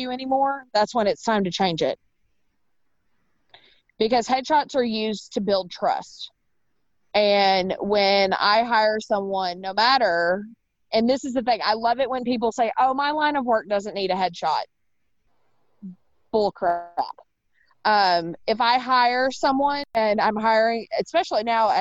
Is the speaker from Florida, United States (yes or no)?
no; Paducah, Kentucky, United States; moved away as an adult; also born or lived in Nashville, Tennessee / Southern Indiana; now in St. Louis, United States; But Paducah, Kentucky and Southern Indiana